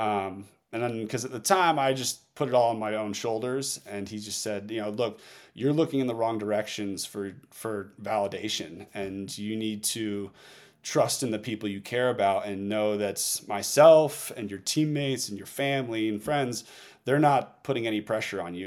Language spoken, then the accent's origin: English; Northeast, United States; moved away; also born or lived in Oregon; I came from the Northeast where the winter sports were everything